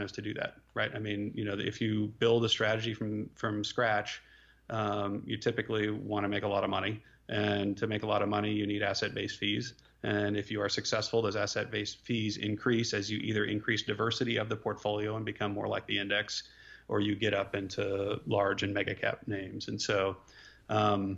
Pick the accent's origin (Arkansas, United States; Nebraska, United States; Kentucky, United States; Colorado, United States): Nebraska, United States; Omaha; moved away; also born or lived in Austin, Texas; I grew up in Omaha, Nebraska